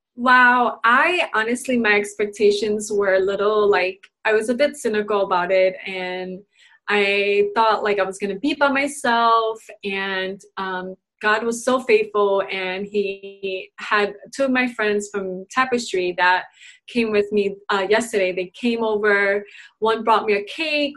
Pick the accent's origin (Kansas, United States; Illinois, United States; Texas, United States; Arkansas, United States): Illinois, United States; Chicago; moved away; You're in my hometown